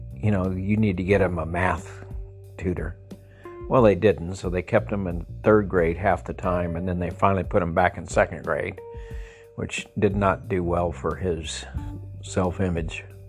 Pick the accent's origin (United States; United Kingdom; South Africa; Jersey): United States; El Paso, Texas; moved away; I grew up in El Paso, a house with 600 square feet, four people living there